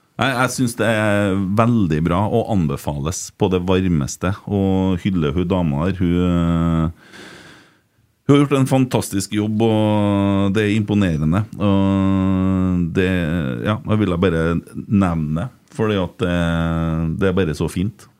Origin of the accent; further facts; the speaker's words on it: Sunnmøre, Møre og Romsdal, Norway; vi kommer to fra Sunnmøre